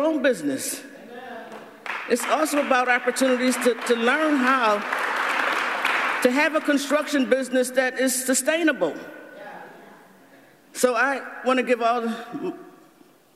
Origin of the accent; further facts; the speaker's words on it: Buffalo, New York, United States; I'm born and raised in Buffalo